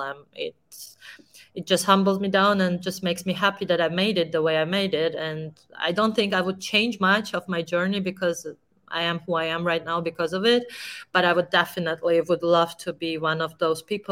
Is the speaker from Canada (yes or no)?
no; Georgia; one of the best players of my country